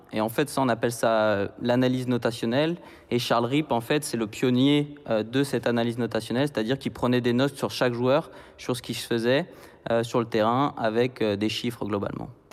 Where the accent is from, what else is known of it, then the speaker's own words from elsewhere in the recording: Nantes, Pays de la Loire, France; moved away as an adult; also born or lived in Bern, Switzerland; now in Geneva, Switzerland; moi je suis nantais à la base